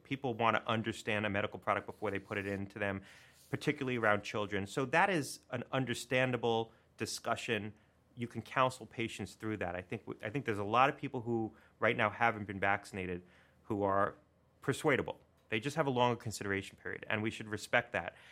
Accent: Connecticut, United States; my home state of Connecticut

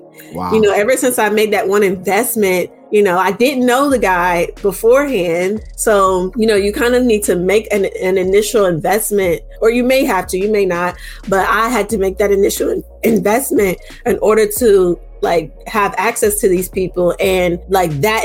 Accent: Charleston, West Virginia, United States; I grew up in Charleston, West Virginia

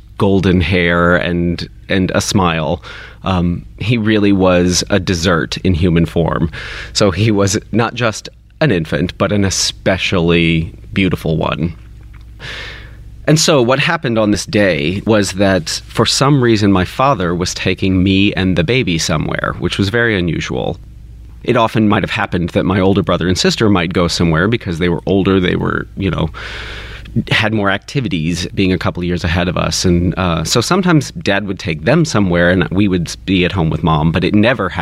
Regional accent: Kentucky, United States; I grew up in Kentucky

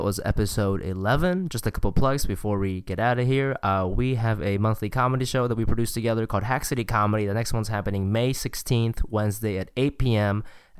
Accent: Ohio, United States; also born or lived in Singapore; I'm from Ohio.

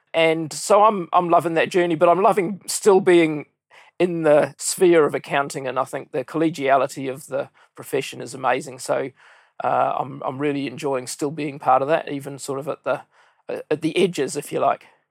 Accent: New Zealand; came back to my hometown, started with Coopers and Lybrand

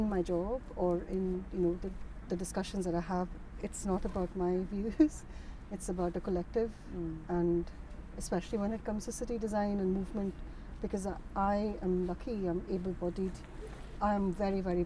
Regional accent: Mumbai, Maharashtra, India; now in Edinburgh, United Kingdom; I grew up in Bombay

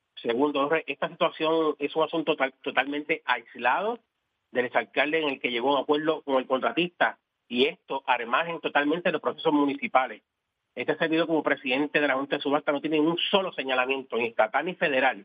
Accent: Guayama, Puerto Rico; amo a mi pueblo

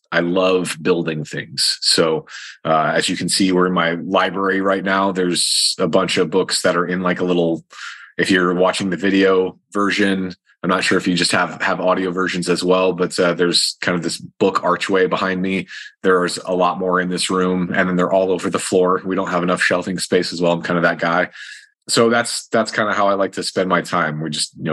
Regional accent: Eastern rural Iowa, United States; I'm from Eastern rural Iowa, and it was very farmer factory where I grew up.

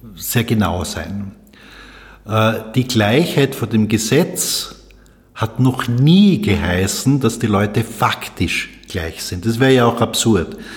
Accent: Salzburg, Austria; now in Vienna, Austria; Ich bin 1960 in Salzburg geboren, bin also Migrant in Wien

